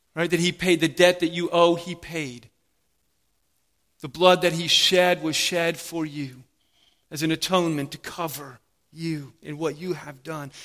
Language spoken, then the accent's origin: English; United States; a servant of King Jesus before I'm even an American